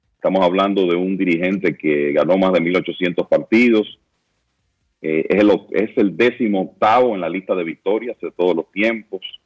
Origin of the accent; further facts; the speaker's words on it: Santiago de los Caballeros, Santiago, Dominican Republic; me siento como santiaguero orgulloso de lo que se pudo hacer aquí